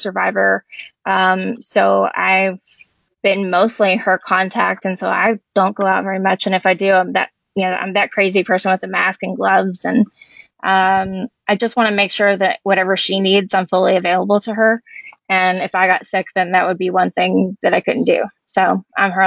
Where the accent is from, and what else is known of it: Louisville, Kentucky, United States; born or raised there; also born or lived in Elizabethtown, Kentucky